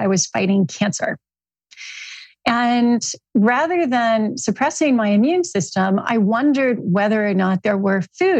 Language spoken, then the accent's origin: English; California, United States; I'm a Californian